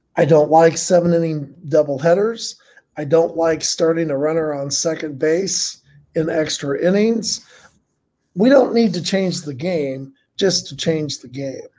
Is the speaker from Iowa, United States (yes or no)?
no; Muncie, Indiana, United States; I grew up in Muncie, grew up as a grew up a Reds fan, Muncie, Indiana